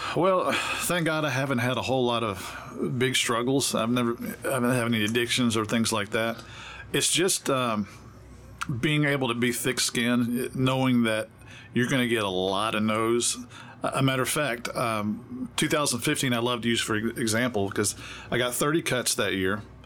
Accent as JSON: {"language": "English", "town": "Memphis", "region": "Tennessee", "country": "United States", "tie": "born or raised there", "also_born_or_lived": "Grandview, Texas", "moved": "yes", "lives_now": "Nashville, United States", "said": "I moved from Memphis by way of Texas, but I grew up in, in Memphis."}